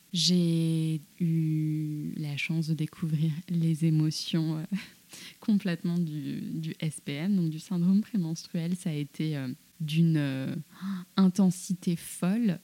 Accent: France; je suis née en France, j'avais un peu le poids de, je pense, du complexe de l'immigré de deuxième génération.

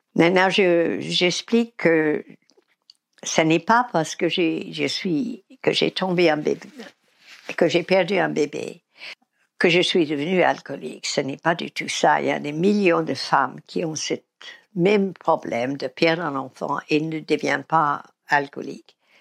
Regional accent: United States; now in Paris, France; je suis américaine

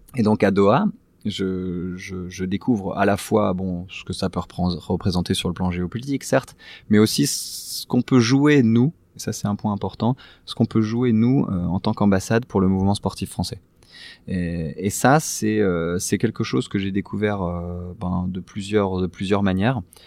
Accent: France; nous, nous sommes français, nous sommes l'ambassade

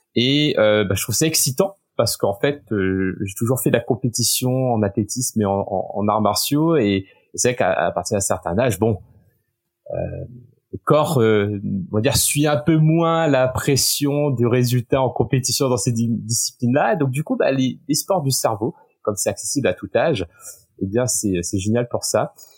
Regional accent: Réunion; first language French; moved away as an adult; also born or lived in Poitiers, France / Osaka, Japan / Sherbrooke, Canada / Paris, France; now in London, United Kingdom; je viens de l'île de la Réunion où bah, c'est un énorme melting pot culturel

